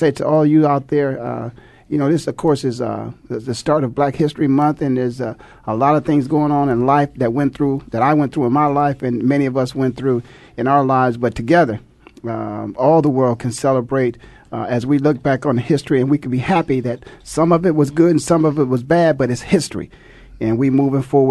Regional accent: Canton, Ohio, United States; I'm from Canton, Ohio

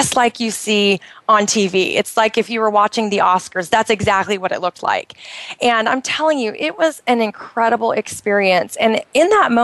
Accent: United States; moved away as an adult; now in Bahrain; I grew up in the United States, but I had never been to New York

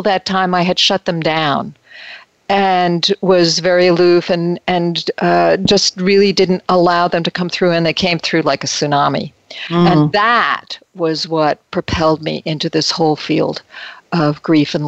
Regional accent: Metuchen, New Jersey, United States; moved away as an adult; also born or lived in New York City / Winona, Minnesota; now in California, United States; I grew up in New Jersey, in Metuchen, New Jersey, and spent a lot of time in New York City. And transplanted to California

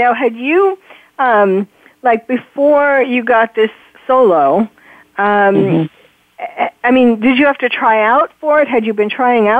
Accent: New York, United States; I was born and raised in New York.

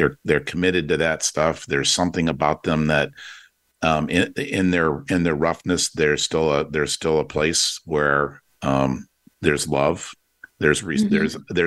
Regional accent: Detroit, Michigan, United States; I grew up in Detroit in the 67 race riots

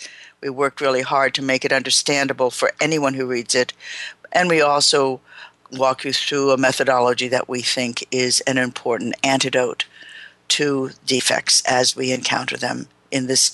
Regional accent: New York City, New York, United States; now in Portland, United States; I'm from New York City. I currently live for the last about 15 years in Portland, Oregon.

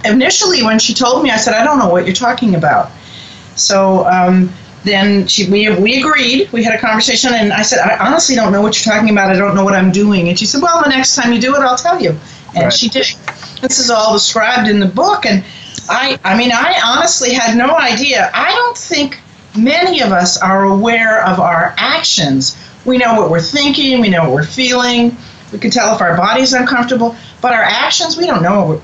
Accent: Boston, Massachusetts, United States; now in Cincinnati, United States; I grew up in New England, in Boston

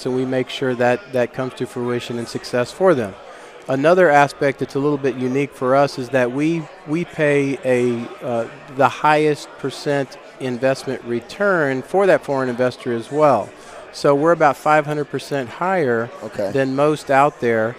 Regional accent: Texas, United States; we're from Texas

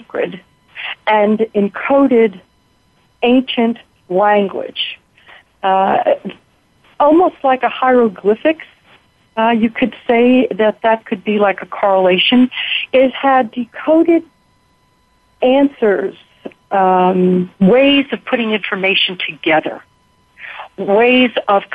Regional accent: Philadelphia, Pennsylvania, United States; I was raised in the Philadelphia area.

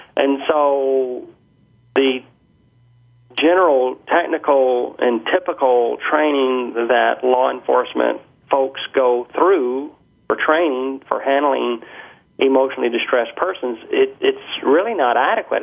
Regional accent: Birmingham, Alabama, United States; moved away as an adult; now in Canada; when I was growing up in Birmingham, Alabama. I've been in Canada since 1985

